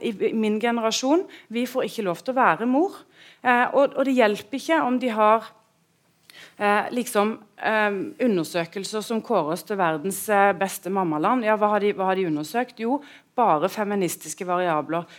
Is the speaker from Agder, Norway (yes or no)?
yes; Sørlandet, Agder, Norway; jeg er en husmor fra Sørlandet.